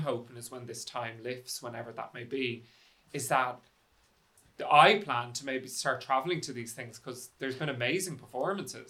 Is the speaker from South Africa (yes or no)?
no; Dublin, Leinster, Ireland; I'm from Dublin